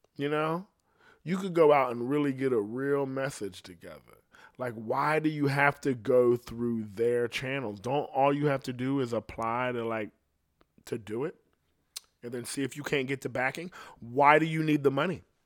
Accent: Ohio, United States; I'm from Ohio, so my shit ain't like it is in the city. But I came from bad shit

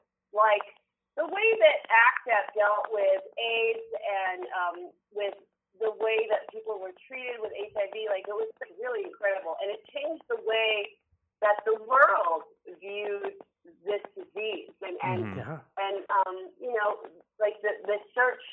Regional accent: San Francisco, California, United States; I grew up in San Francisco

